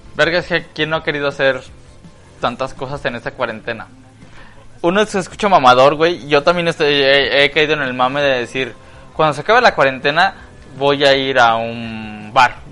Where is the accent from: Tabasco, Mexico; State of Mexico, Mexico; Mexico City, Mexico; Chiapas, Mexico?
Chiapas, Mexico; now in Guadalajara, Mexico; Yo vengo de Chiapas